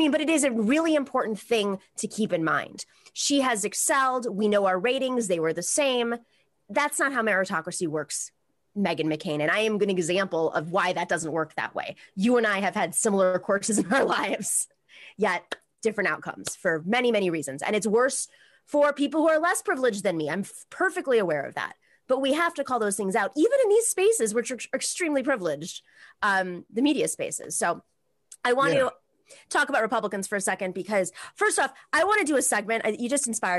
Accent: Tucson, Arizona, United States; I was born in Tucson, Arizona

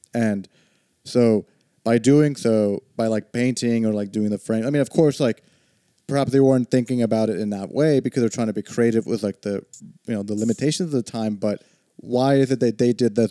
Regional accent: Texas, United States; I grew up in Texas

